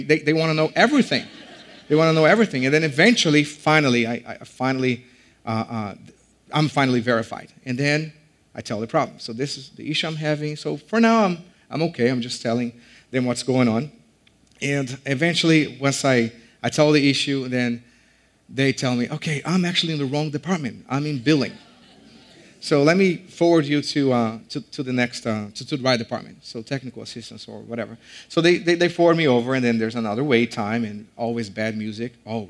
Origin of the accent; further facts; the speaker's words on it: Brazil; moved away; I'm from Brazil, and so sometimes they don't understand me